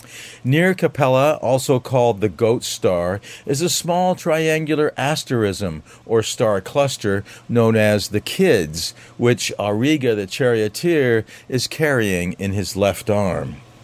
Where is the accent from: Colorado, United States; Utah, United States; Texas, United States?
Colorado, United States; now in Maine, United States; In my home state of Colorado